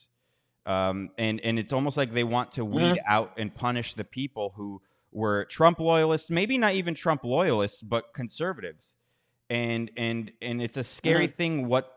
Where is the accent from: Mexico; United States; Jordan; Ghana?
United States; moved away; I'm from America.